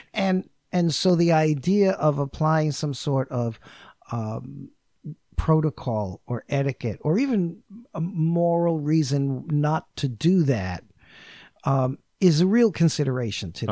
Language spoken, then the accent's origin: English; New York, United States; first language English; I'm from New York